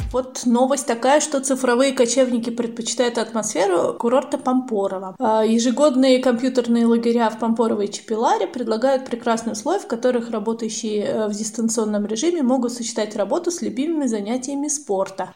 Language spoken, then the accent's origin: Russian; Russia; мы из России